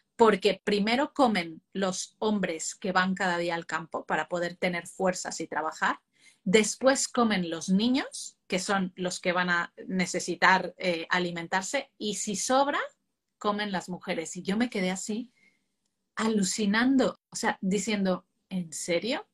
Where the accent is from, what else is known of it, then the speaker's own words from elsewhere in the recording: Mexico; moved away as an adult; now in Spain; Yo que he vivido mi infancia en México y ya mi, parte de adulto en, España